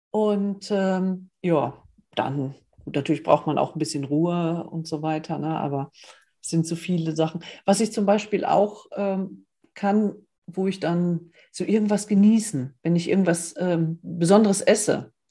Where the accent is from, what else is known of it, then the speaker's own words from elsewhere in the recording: Northern Germany, Germany; ich bin ein Norddeutscher, ich will an die Küste